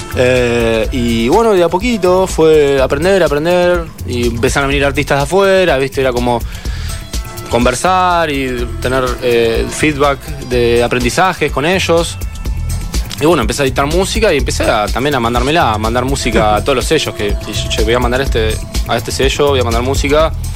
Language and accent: Spanish; Carhué, Buenos Aires Province, Argentina; also born or lived in Rosario; Yo soy de Carué, de una localidad de provincia de Buenos Aires, que tiene 10.000 habitantes.